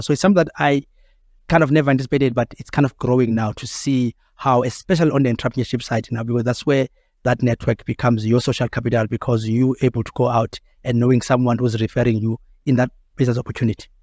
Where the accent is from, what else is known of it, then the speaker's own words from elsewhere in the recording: South Africa; we still have that as South African